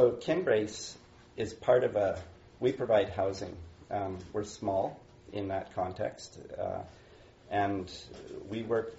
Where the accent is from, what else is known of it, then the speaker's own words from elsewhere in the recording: Ethiopia; So I grew up in Ethiopia. My parents were missionaries there.